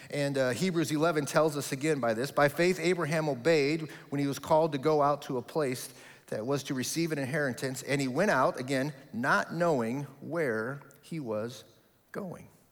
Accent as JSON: {"language": "English", "town": "Omaha", "region": "Nebraska", "country": "United States", "tie": "born or raised there", "moved": "as an adult", "lives_now": "Kentucky, United States", "said": "my hometown of Omaha, Nebraska. All of my family is there, uh, my whole history is there"}